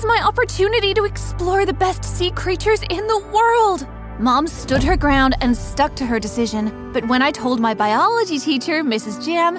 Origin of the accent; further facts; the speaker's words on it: New York, United States; I'm from New York.